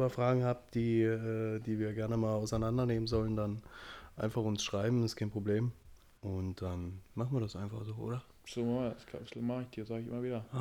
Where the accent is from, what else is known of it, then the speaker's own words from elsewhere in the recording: Frisia, Germany; als Friese ist das ganz normal.